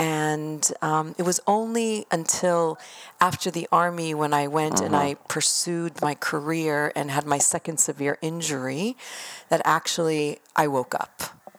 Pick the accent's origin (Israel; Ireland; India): Israel; also born or lived in United States; So I was born in Israel and my mom's American, my father's Israeli, and I've been back and forth my whole life.